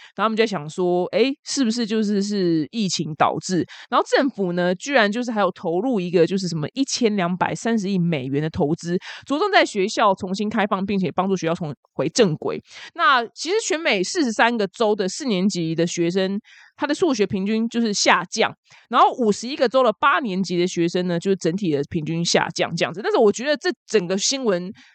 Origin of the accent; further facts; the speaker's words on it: Taiwan; 我们台湾人